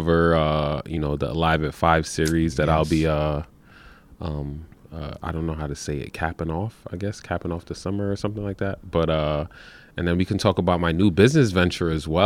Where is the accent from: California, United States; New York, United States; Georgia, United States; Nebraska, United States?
New York, United States; New York City; moved away as an adult; also born or lived in Troy, New York; now in Albany area, United States; I was born in Brooklyn, New York